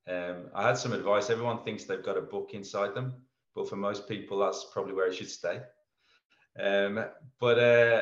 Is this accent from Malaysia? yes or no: no; England, United Kingdom; moved away as an adult; now in Melbourne, Australia; Being an Englishman